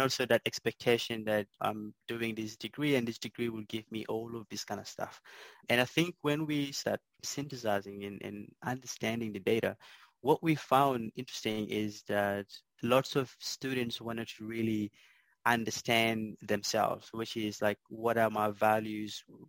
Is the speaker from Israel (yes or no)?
no; South Sudan; moved away as an adult; now in Melbourne, Australia; grew up in a small island uh, in South Sudan